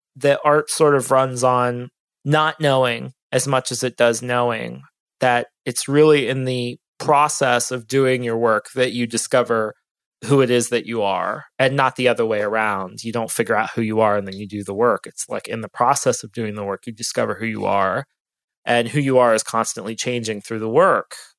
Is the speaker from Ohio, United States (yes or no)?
yes; Ohio, United States; now in Austin, United States; I'm from Ohio